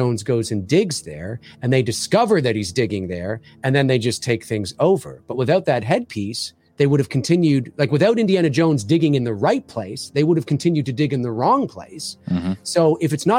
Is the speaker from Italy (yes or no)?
no; Canada; I'm Canadian